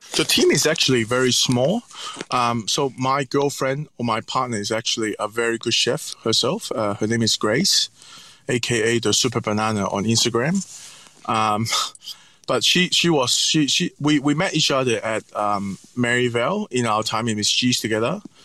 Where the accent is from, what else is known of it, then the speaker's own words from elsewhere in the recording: Hong Kong; also born or lived in North America / Italy; now in Sydney, Australia; growing up in Hong Kong